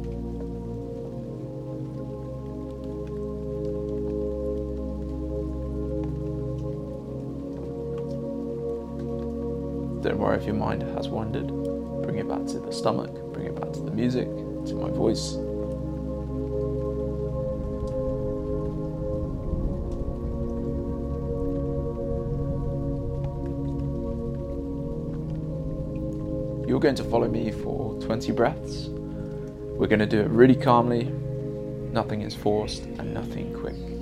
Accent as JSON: {"language": "English", "region": "England", "country": "United Kingdom", "said": "As an English guy"}